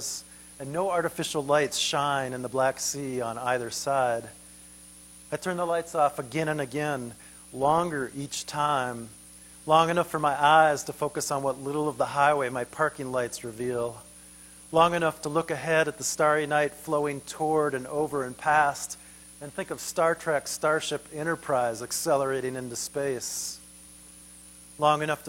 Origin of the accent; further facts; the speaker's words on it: Minneapolis, Minnesota, United States; my hometown of Minneapolis